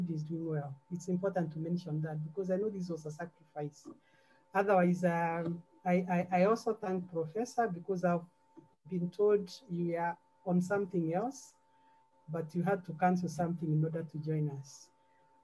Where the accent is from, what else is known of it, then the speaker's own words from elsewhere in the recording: Central Province, Kenya; I'm from Central